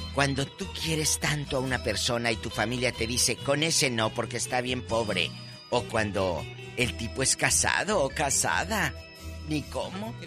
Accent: Matamoros, Tamaulipas, Mexico; en mi tierra, en Matamoros

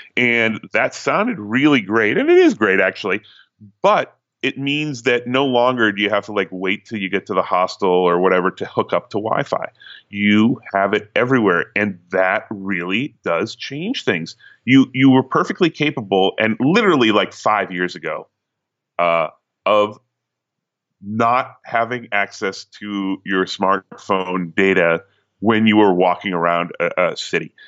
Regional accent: Newton, Massachusetts, United States; moved away as an adult; now in New York, United States; No, I'm from Massachusetts. Uh, I'm from Newton, Massachusetts

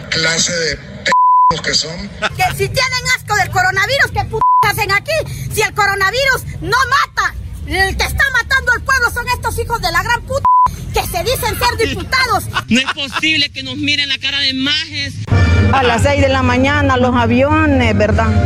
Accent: El Salvador; Así que ya no me siento salvadoreña yo.

